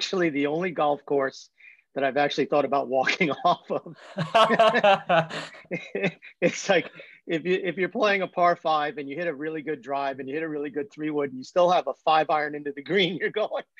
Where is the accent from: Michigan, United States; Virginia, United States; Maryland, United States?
Virginia, United States; Norfolk; born there; And so, yeah, I was born in Norfolk, Virginia, okay, at DePaul Hospital.